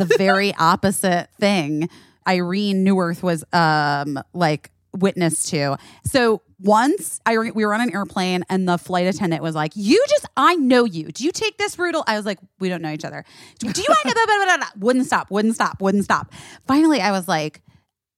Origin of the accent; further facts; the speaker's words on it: Los Angeles, California, United States; I'm from Los Angeles